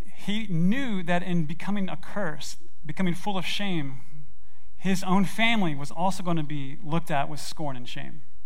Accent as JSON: {"language": "English", "town": "Memphis", "region": "Tennessee", "country": "United States", "tie": "born or raised there", "said": "I grew up in Memphis, Tennessee, in Germantown"}